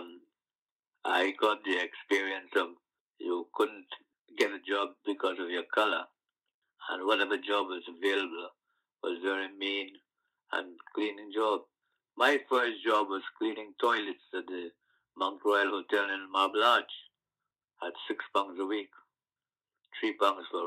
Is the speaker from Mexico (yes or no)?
no; Guyana; moved away as an adult; now in London, United Kingdom; growing up on the sugar estate in Guyana or in like the West Indies